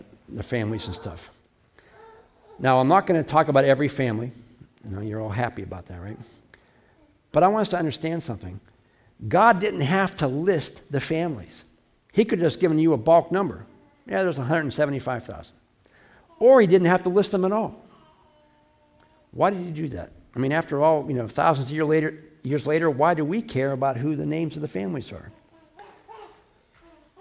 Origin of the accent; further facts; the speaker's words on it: United States; I'm an American. I'm not a German American. I'm not an Irish American. I'm an American